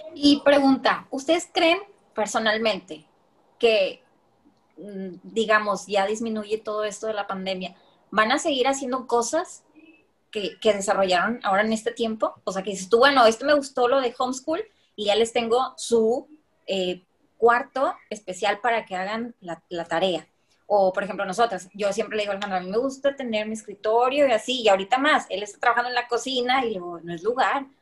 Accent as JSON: {"language": "Spanish", "country": "Mexico", "said": "los mexicanos, o en sí, la, gente que somos latinos"}